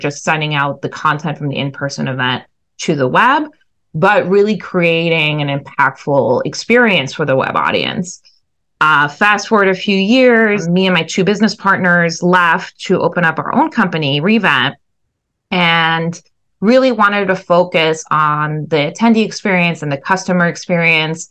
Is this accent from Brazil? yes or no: no; France; moved away as an adult; also born or lived in Southeast Asia / Syracuse, New York / New York City; went back to my home country of France